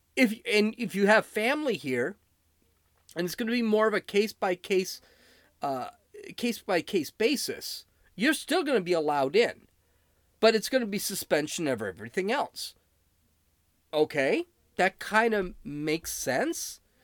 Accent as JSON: {"language": "English", "country": "United States", "tie": "born or raised there", "said": "I am an American citizen. I was born here"}